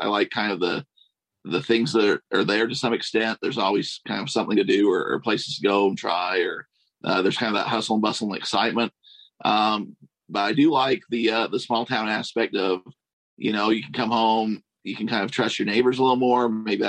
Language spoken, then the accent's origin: English; Nephi, Utah, United States; I didn't ever see myself just staying in Nephi.